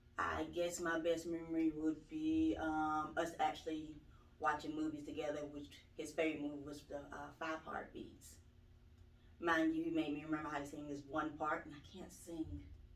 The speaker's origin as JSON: {"language": "English", "town": "Thomaston", "region": "Georgia", "country": "United States", "said": "Thomaston, Georgia."}